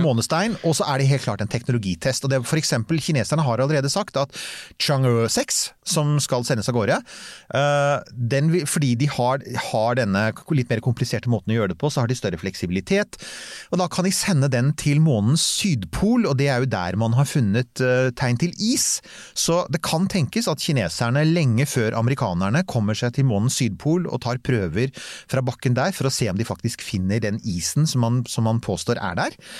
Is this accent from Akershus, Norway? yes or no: yes; Bærum, Akershus, Norway; jeg er fra Bærum, vi kan bare stort sett pent bokmål